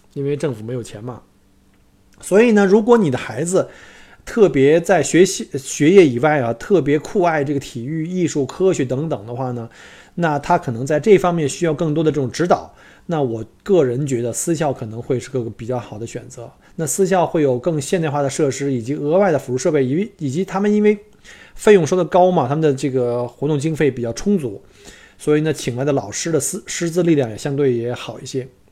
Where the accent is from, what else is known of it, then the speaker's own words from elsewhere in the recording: China; now in Australia; 我们中国人圈子里有一句玩笑